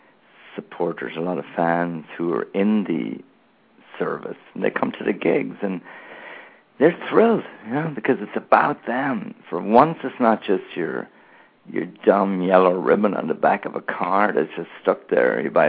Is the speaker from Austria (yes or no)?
no; Ireland; Whereas growing up in Ireland, where there was a real political divide, where people had actually been killed in a civil war in the 1920s